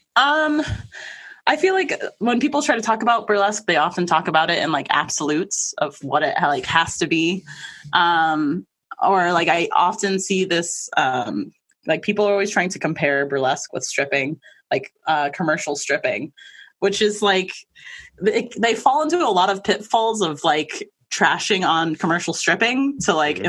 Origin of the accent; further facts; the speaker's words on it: Maine, United States; also born or lived in Manhattan, New York / Queens, New York; we moved over here when I was little. So I've been here most of my life